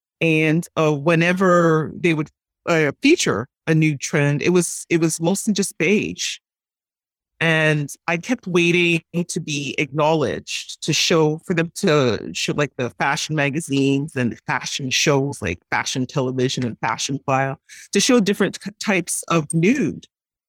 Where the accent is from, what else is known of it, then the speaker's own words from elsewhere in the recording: Montreal, Quebec, Canada; I was born and raised in Montreal. My mom worked in the garment industry